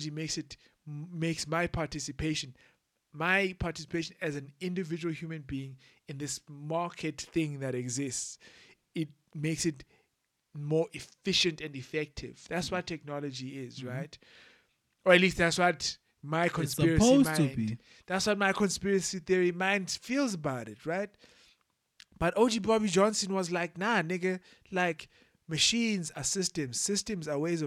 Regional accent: Eastern Cape, South Africa; moved away; I was born in the Eastern Cape and comfortably living

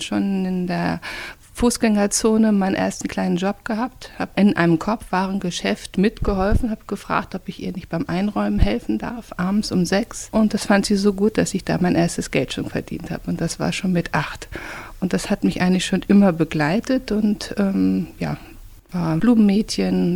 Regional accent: Lemgo, North Rhine-Westphalia, Germany; Meine Jugend hat auf der Straße stattgefunden. Wir haben gespielt in der Straße, in der Stadt. Lemgo ist eine sehr kleine Stadt

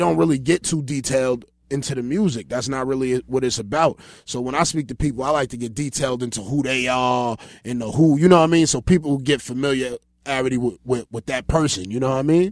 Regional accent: New York City, New York, United States; I grew up, um, on Georgia

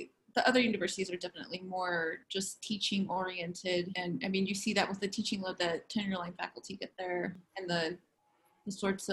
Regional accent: Los Angeles, California, United States; moved away as an adult; also born or lived in San Bernardino, California; now in State College, United States; I'm originally from Los Angeles, California, and I moved out here about 3 summers ago

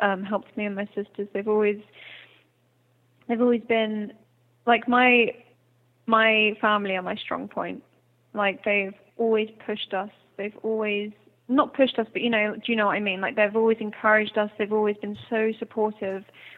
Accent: Hampshire, South East England, United Kingdom; accent: English; moved away; also born or lived in Ireland; I grew up in the south of England, in Hampshire, and we actually moved where we built our house. So my dad has built an eco-friendly house in Ireland, which we moved to in 2007, and I've lived in Ireland longer

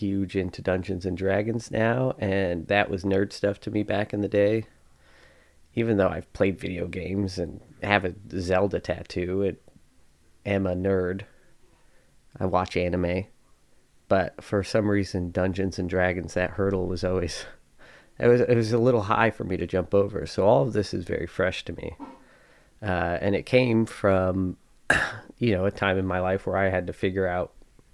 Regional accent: Spencer, New York, United States; I grew up in Spencer, New York, which is a tiny little farm town

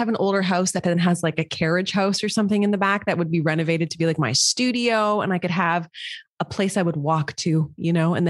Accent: Montreal, Quebec, Canada; also born or lived in Toronto / Vancouver / Alberta / Malaysia; now in Ontario, Canada; I've lived in a lot of places. Like, I'm from Montreal. I lived in Toronto. I lived in Vancouver. I lived in Alberta. I lived in Malaysia.

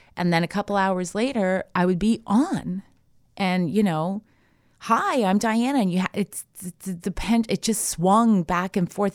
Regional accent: Canada; moved away as an adult; now in United States; I'm Canadian born, so I went to university

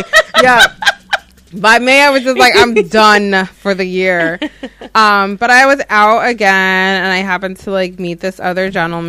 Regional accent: New Jersey, United States; Well, for the record, folks, I am from Jersey.

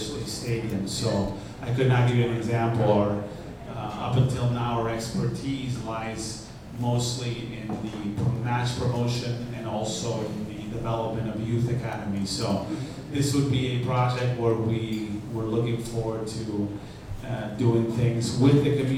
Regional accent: Argentina; moved away; I was born in Argentina

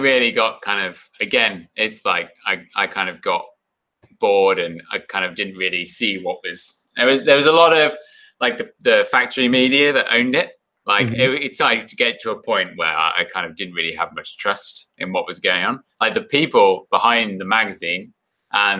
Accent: Bath, South West England, United Kingdom; moved away as an adult; also born or lived in Morzine, France / New Zealand / Whistler, Canada; now in Canada; I grew up in Bath

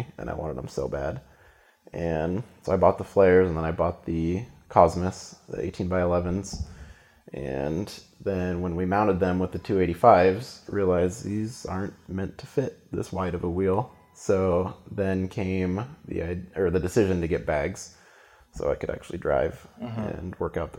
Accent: Central Oregon, United States; I grew up in Central Oregon, which gets a lot of snow.

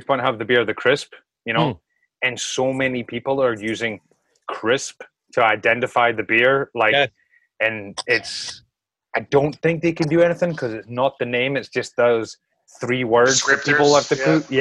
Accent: Scotland, United Kingdom; now in New York, United States; I'm from Scotland

